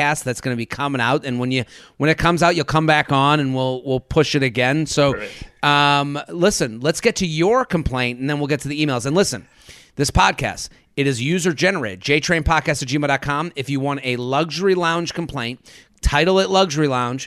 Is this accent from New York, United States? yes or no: no; Needham, Massachusetts, United States; I'm from Boston, they go, oh, so in Southie? No, it's called Needham. It's a suburb where it was pretty idyllic